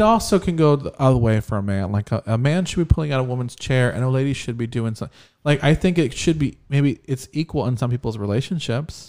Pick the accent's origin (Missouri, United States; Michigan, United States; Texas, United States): Texas, United States; we're from Texas